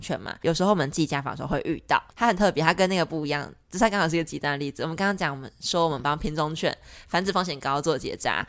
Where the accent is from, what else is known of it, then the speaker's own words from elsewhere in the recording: Pingtung County, Taiwan; 我是品种人